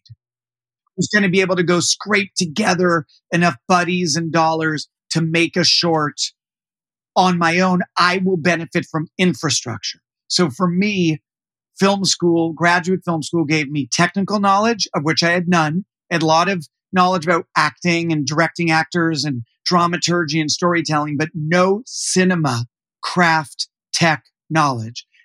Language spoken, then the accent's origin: English; Canada; moved away; I grew up in Canada.